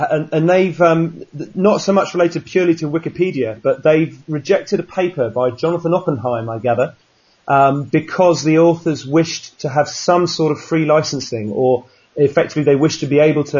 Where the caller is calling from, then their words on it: Sydney, New South Wales, Australia; I'm talking from Sydney.